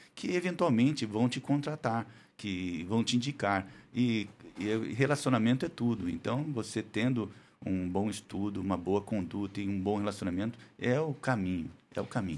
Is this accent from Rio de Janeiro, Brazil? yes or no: no; Andradina, São Paulo, Brazil; moved away as an adult; now in Araçatuba, Brazil; eu sou de Andradina, Aracatuba só fiz faculdade.